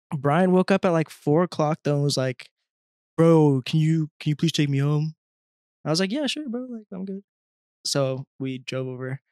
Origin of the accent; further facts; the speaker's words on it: Colorado, United States; I'm from Colorado